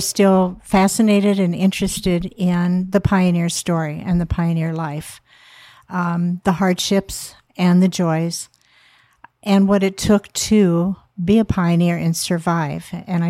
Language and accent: English; Cedar Rapids, Iowa, United States; now in Burr Oak, United States; Yes. Yeah. Okay. I was from Cedar Rapids.